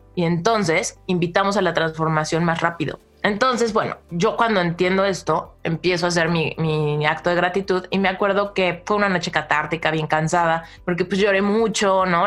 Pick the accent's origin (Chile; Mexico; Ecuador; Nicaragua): Mexico; Soy mexicana, ¿no? Y en México yo siempre fui como de las más románticas, ¿no? Desde mi pubertad